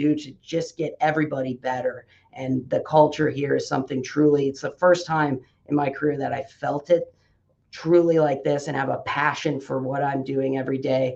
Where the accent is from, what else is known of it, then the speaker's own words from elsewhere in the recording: Midwest, United States; now in Omaha, United States; I grew up in the Midwest